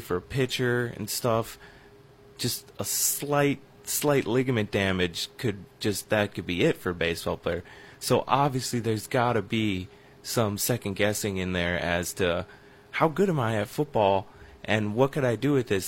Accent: River Falls, Wisconsin, United States; I grew up in River Falls, Wisconsin, and for most of my childhood, that's where the Chiefs had training camp

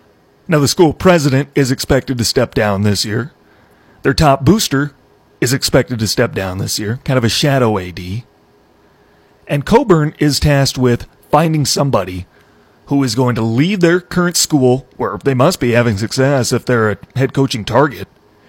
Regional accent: Iowa, United States; I grew up in Iowa. I've been around there plenty of times.

